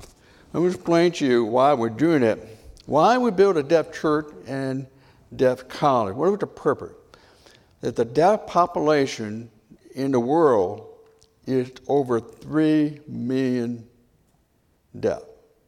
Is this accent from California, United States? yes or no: no; Michigan, United States; also born or lived in Pontiac, Michigan; I'm from Michigan. My mom born in Tennessee, she's in the Hillbillies, I'm a Yankee. And so she in Detroit and I'm a Pontiac.